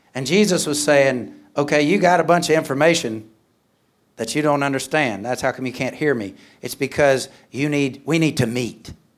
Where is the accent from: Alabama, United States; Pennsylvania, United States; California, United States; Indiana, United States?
Alabama, United States; moved away as an adult; also born or lived in Mexico; I'm from Alabama.